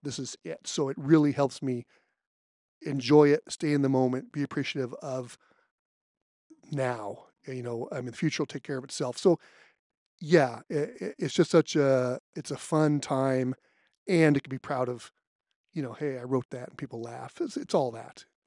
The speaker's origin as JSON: {"language": "English", "region": "California", "country": "United States", "said": "I'm from California"}